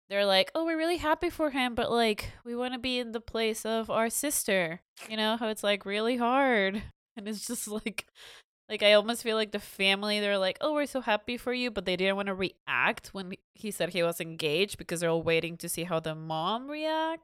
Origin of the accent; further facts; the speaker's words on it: Mexico; moved away; growing up in Mexico